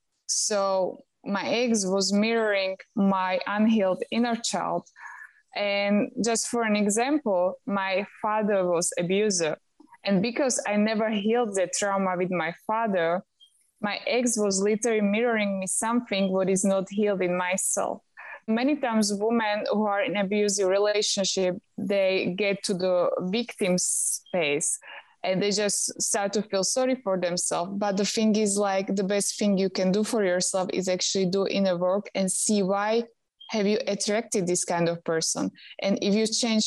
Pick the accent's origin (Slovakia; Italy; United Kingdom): Slovakia; moved away as an adult; also born or lived in Houston, Texas, United States; now in Bali, Indonesia; I'm from Slovakia.